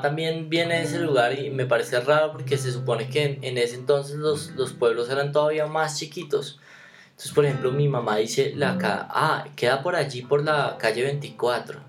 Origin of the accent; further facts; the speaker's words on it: Bogotá, Colombia; nosotros los dos somos de, de Engativá